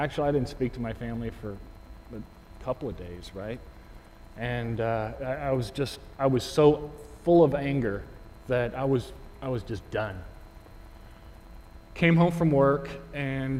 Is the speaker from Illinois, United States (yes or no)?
no; Houston, Texas, United States; I grew up in Houston, Texas